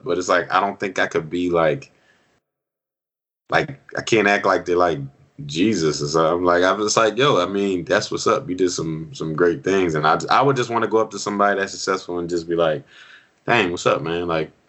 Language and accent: English; Philadelphia, Pennsylvania, United States; I'm from Philly